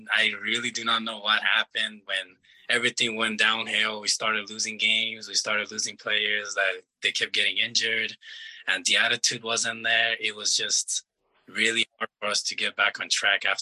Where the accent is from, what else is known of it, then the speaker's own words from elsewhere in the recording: Iran; also born or lived in Afghanistan (ancestry); now in New Mexico, United States; So my parents are from Afghanistan, and I was born in Iran, so I came from Iran